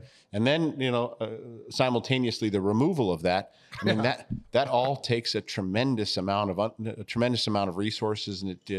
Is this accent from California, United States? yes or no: no; Connecticut, United States; also born or lived in Ohio / Ann Arbor, United States; Yeah, so I grew up a little bit everywhere. I was born in Ohio. I was raised in New England in Connecticut. I did graduate from Pioneer High School in Ann Arbor.